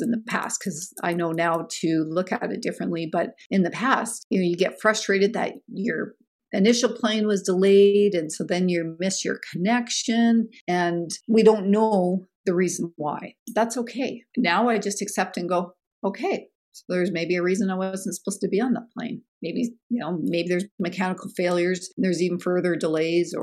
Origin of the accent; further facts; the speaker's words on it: Canada; speaking as a Canadian, being nice and feeling obligated to do things is kind of ingrained and programmed in us